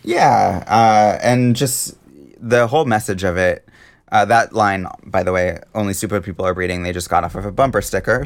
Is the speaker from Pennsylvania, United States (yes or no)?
no; Seattle, Washington, United States; Seattle, my hometown